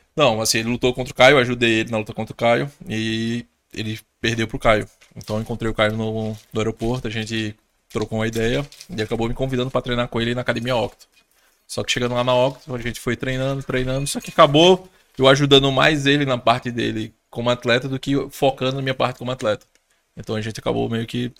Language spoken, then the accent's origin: Portuguese; Pernambuco, Brazil; eu sou daqui de Pernambuco